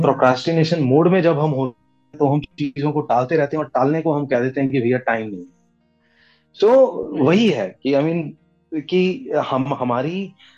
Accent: Delhi, India; also born or lived in Gurgaon; मैं दिल्ली दिल्ली का रहने वाला हूँ दिल्ली में पंजाबी फैमिली को बिलोंग करता हूँ मेरी पढ़ाई वगैरह कॉलेज सब चीज़ें मेरी दिल्ली की हैं हम्म। तो यहीं पर ही मेरी पढ़ाई हुई यहीं पैदा हुआ

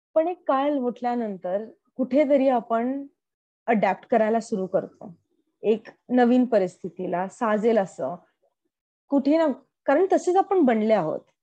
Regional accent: Pune, Maharashtra, India; moved away as an adult; now in United States; मी typical पुणेरी मुलगी असल्यामुळे

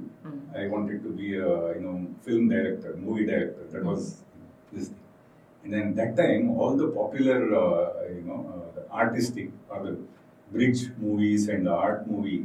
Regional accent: Shimoga, Karnataka, India; I am born and brought up in Shimoga, which is a small town

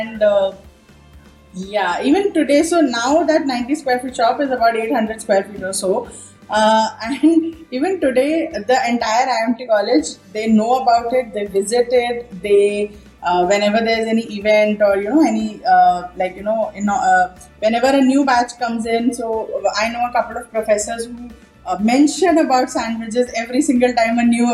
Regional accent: Mumbai, Maharashtra, India; moved away as an adult; also born or lived in Ghaziabad; I was from Mumbai

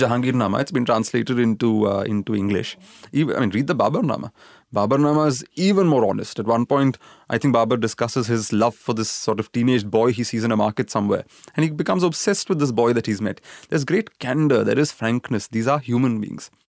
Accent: Pune, Maharashtra, India; also born or lived in Kerala; I grew up in Pune, which is you know in Maharashtra

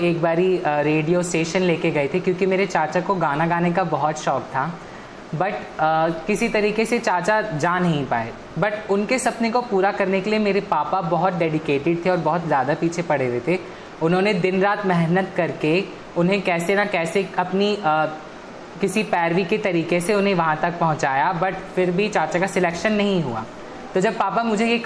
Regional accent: Bihar, India; और मैं बिहार से बिलोंग करती हूँ

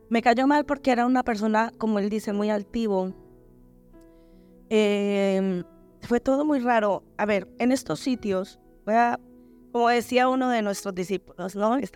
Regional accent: Colombia; moved away as an adult; now in Spain

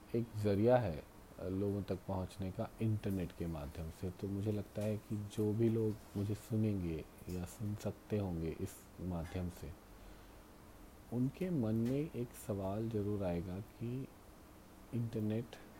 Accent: Rewa Satna, Madhya Pradesh, India; रीवा सतना के लोग सुनने लग जाएं जहाँ से मैं आता हूँ

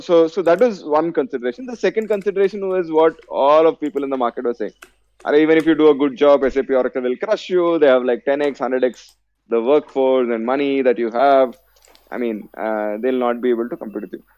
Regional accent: Hyderabad, Telangana, India; also born or lived in Vellore; I was born and brought up in Hyderabad

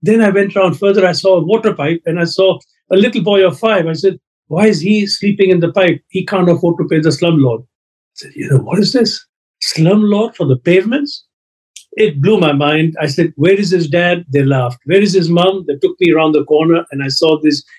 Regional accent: Kenya; now in United Kingdom; I was born in Africa, in Kenya.

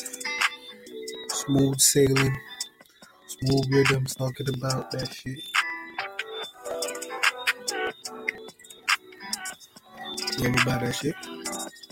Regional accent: Jamaica; I'm Jamaican.

